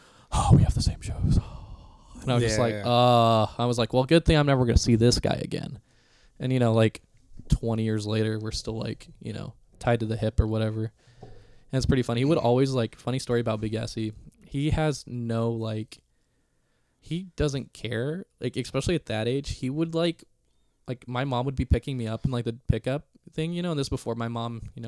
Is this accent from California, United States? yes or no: yes; Upland, California, United States; we grew up in Upland playing baseball